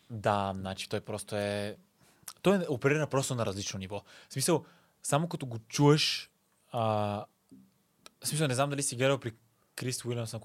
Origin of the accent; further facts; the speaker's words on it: Burgas, Burgas Province, Bulgaria; born there; now in Sofia, Bulgaria; да, но съм роден в Бургас. На личната карта пише роден в Бургас.